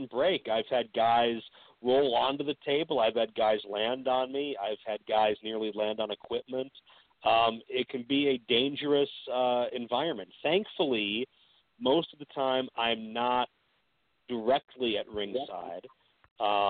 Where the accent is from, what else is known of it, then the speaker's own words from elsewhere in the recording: Pittsburgh, Pennsylvania, United States; my hometown of Pittsburgh